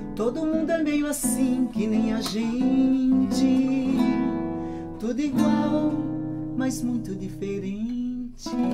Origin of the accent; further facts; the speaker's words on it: Capoeiras, Pernambuco, Brazil; Eu nasci numa cidadezinha que se chama Capoeira, lá em Pernambuco